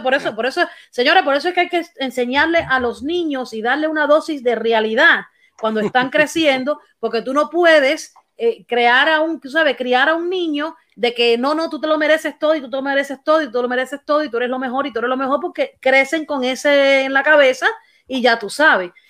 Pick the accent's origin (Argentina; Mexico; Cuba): Cuba; soy cubana